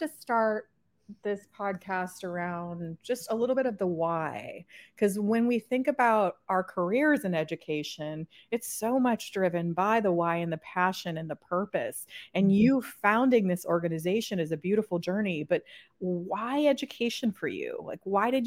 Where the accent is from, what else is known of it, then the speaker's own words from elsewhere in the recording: California, United States; I'm from California